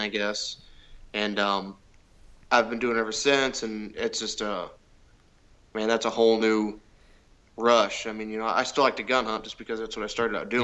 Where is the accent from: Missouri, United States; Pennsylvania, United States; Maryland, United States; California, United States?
Missouri, United States; De Soto; I'm about 45 minutes south of St. Louis